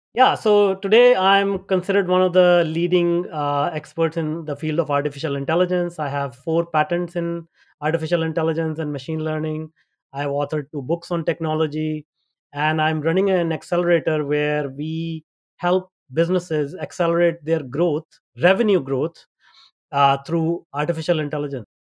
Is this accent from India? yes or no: yes; India; moved away as an adult; also born or lived in North America; I grew up in India and, uh, I had a tough life back in India